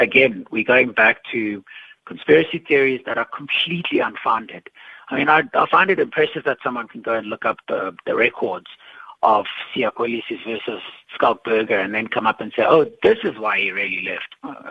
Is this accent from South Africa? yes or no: yes; King William's Town, Eastern Cape, South Africa; I grew up in Bisha, which is basically, King Williamstown, I guess.